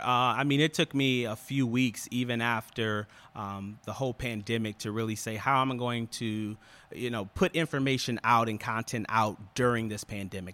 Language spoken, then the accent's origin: English; Ann Arbor, Michigan, United States; moved away as an adult; now in Detroit, United States; born and raised in Ann Arbor, went to school there, and, uh, yeah, moved here with my wife in two thousand fourteen.